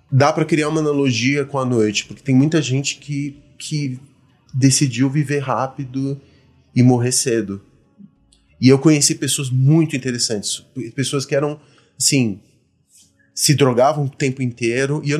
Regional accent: Argentina; now in Brazil; Eu sou argentino por conta da, da ditadura que a gente teve no país e tudo mais. Então aí meu pai se exilou na Argentina.

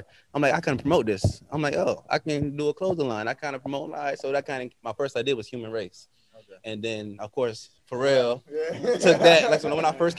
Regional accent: Virginia Beach, Virginia, United States; I am from Virginia Beach, Virginia.

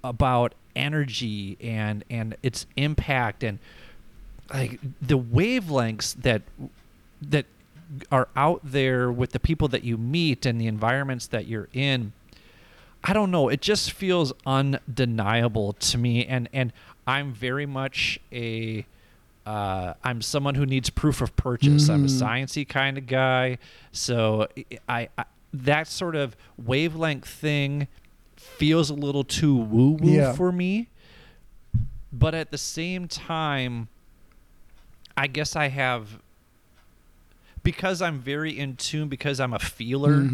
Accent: Minnesota, United States; also born or lived in Rochester, Minnesota; I'm from Minnesota, so you're within a mile of a lake wherever you go.

